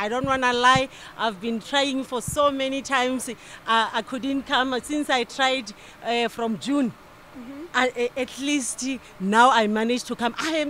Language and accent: English; Polokwane, Limpopo, South Africa; I'm from South Africa, Limpopo, Polokwane.